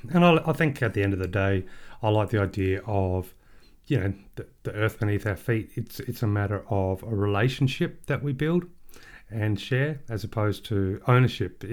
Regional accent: Australia; we are Australian book lovers

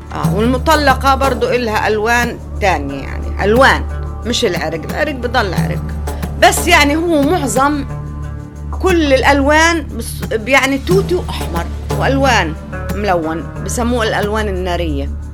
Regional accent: Palestine

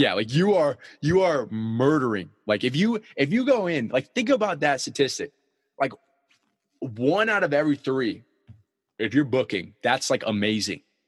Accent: San Diego, California, United States; I come from San Diego

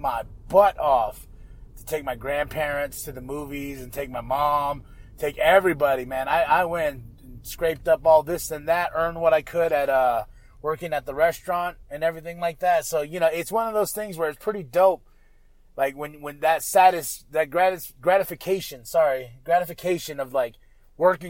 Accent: United States; now in Flagstaff, United States; all we could do in my hometown was eat.

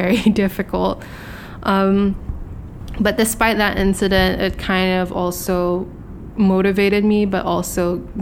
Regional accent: Hong Kong; being born and raised here in Hong Kong, I'm a Filipino

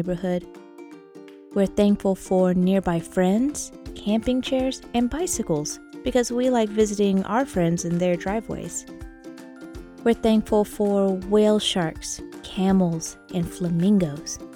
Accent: Texas, United States; we're from Texas

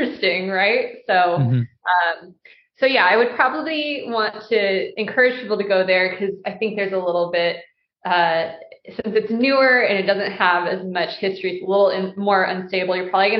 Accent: United States; being American

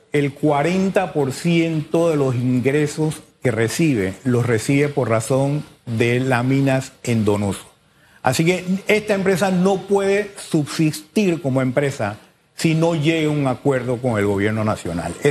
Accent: Panama; Porque todos somos panameños.

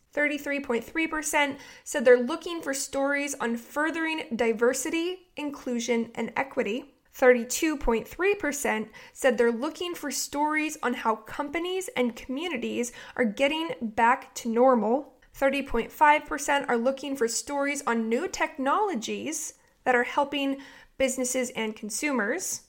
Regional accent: Oregon, United States; now in Ventura, United States; I'm from Oregon

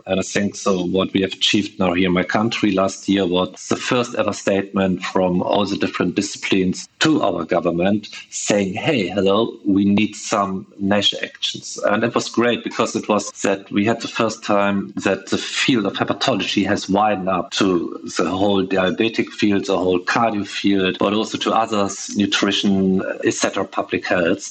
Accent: Germany; I'm from Germany.

